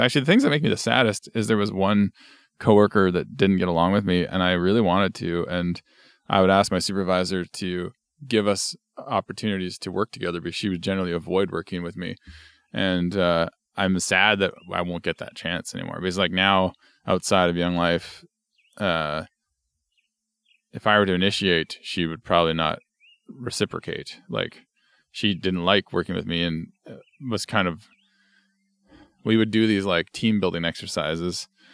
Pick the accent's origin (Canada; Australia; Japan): Canada; Barrhead, Alberta; moved away as an adult; also born or lived in Edmonton, Canada; now in Pender Island, Canada; my hometown of Barhead, Alberta, had a volunteer department